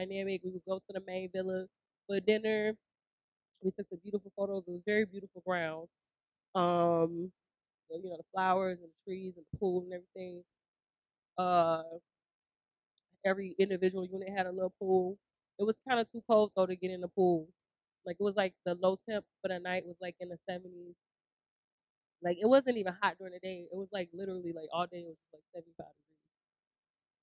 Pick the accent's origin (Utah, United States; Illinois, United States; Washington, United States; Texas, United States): Illinois, United States; Chicago; I'm from Chicago